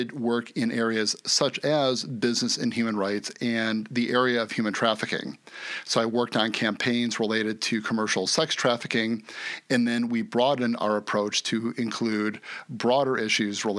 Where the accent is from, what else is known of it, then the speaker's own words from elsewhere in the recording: United States; my home country of the USA